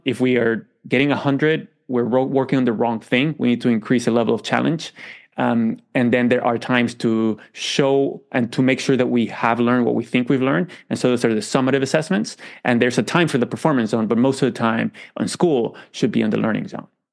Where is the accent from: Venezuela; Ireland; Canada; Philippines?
Venezuela; moved away; I grew up in Venezuela